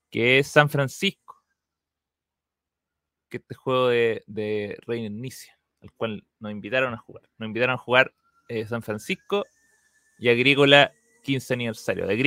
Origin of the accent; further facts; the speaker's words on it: England, United Kingdom; Y, pero yo no he leído ninguna de las cartas, y eso que yo soy inglés.